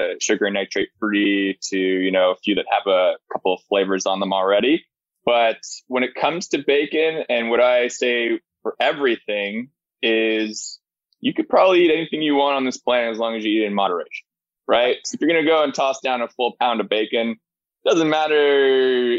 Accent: Ottawa, Ontario, Canada; now in Kitchener, Canada; I'm from Ottawa. I live in Kitchener

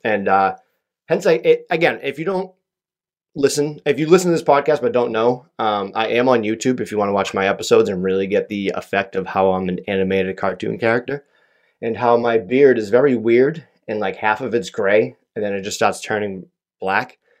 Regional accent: Massachusetts, United States; I'm from Massachusetts

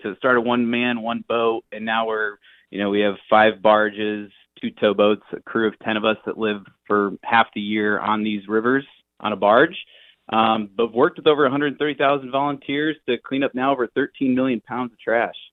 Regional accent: United States; I grew up in the Quad Cities

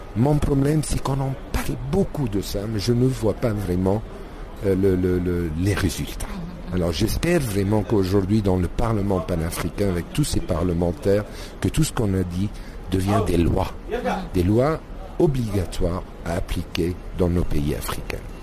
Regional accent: Egypt; chez nous en Égypte

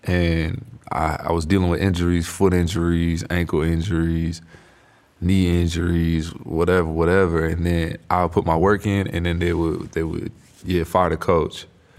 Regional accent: West Coast, United States; I was 18 years old. I'm from the West Coast, too.

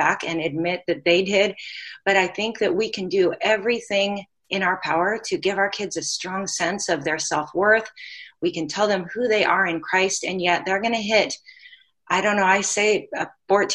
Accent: Pacific Northwest, United States; now in Hawaii, United States; I'm originally from the Pacific Northwest, so I know what it's like to live where there's seasons

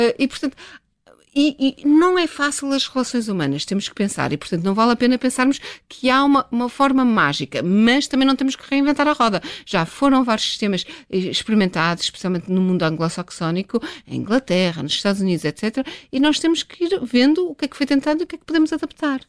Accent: Northern Portugal, Portugal; also born or lived in England; eu sou portuguesa, sou do norte de Portugal, em que toda a gente se mete na vida de toda a gente

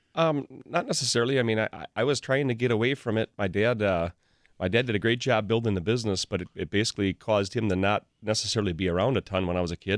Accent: Pewaukee, Wisconsin, United States; also born or lived in Waukesha; I grew up in the Pewaukee area and, and basically lived in Pewaukee or Waukesha area pretty much my whole life.

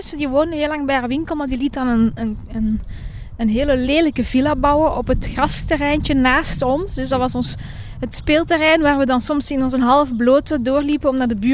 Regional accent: Viersel, Flanders, Belgium; moved away as an adult; now in Brussels, Belgium; Waar ik ben opgegroeid, in de Vlaamse Kempen.

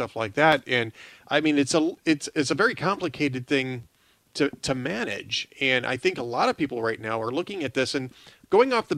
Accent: Southern California, United States; I grew up in Southern California

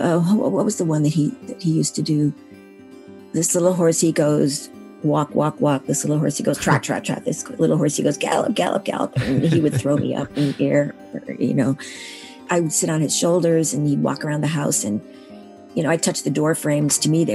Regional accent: Syracuse, New York, United States; now in Massachusetts, United States; I was born in Syracuse, New York, and now live in Massachusetts.

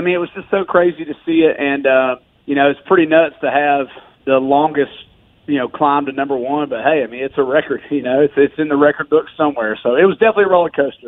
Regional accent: Georgia, United States; now in Nashville, United States; I grew up in Georgia, but I will tell you that I've lived in Nashville now for 8-plus years.

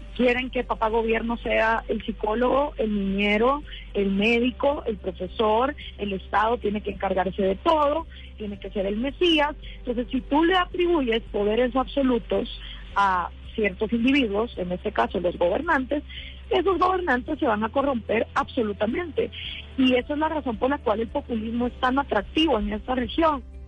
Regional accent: Guatemala; después de 10 años de estar haciendo activismo en mi país, programas de radio

